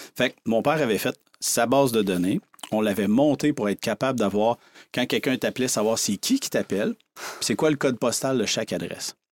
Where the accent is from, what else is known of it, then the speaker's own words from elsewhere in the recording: Saint-Antonin, Quebec, Canada; j'ai grandi sur une ferme dans le coin de Rivière-du-Loup, à Saint-Antonin